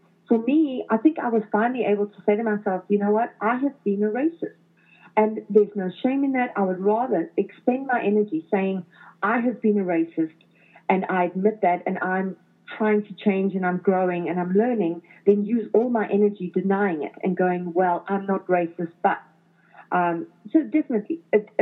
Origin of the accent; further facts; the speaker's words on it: Johannesburg, Gauteng, South Africa; moved away as an adult; now in Toronto, Canada; growing up in South Africa